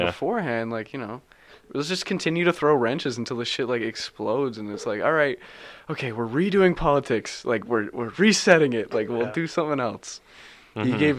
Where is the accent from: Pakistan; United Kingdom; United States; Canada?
Canada; I'm Canadian.